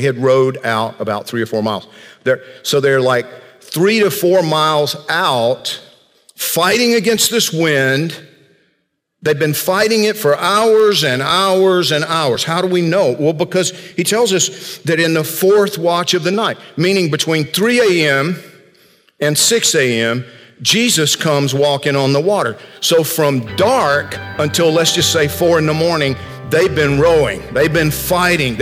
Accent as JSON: {"language": "English", "region": "Georgia", "country": "United States", "tie": "born or raised there", "said": "growing up in Georgia"}